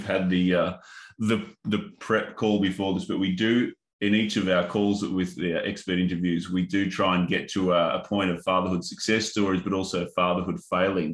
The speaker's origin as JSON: {"language": "English", "region": "Northern Territory", "country": "Australia", "tie": "born or raised there", "said": "the Indigenous culture that I grew up in Northern Territory"}